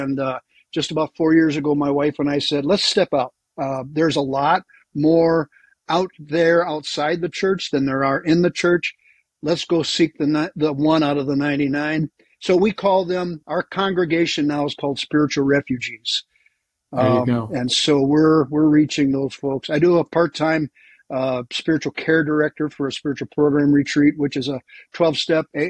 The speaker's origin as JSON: {"language": "English", "town": "Milwaukee", "region": "Wisconsin", "country": "United States", "also_born_or_lived": "Texas", "moved": "as an adult", "said": "I'm from Milwaukee, so I'm kind of a neighborhood guy for you"}